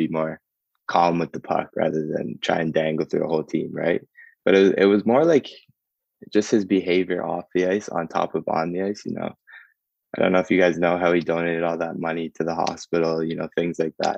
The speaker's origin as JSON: {"language": "English", "town": "Ajax", "region": "Ontario", "country": "Canada", "said": "I'm from the small town of Ajax"}